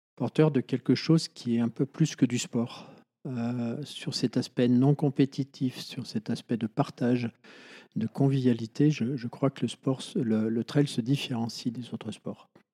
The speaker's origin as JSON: {"language": "French", "town": "Chamonix", "region": "Auvergne-Rhône-Alpes", "country": "France", "tie": "born or raised there", "also_born_or_lived": "Bonneville", "said": "J'ai fait ma sixième ici à Chamonix et en fait, après, je suis parti au lycée de Bonneville, à 60 km d'ici."}